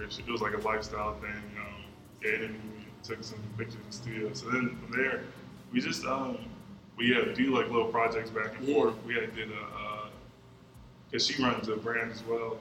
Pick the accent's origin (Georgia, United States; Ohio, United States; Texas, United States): Georgia, United States; Atlanta; born or raised there; also born or lived in Warner Robins, Georgia / Connecticut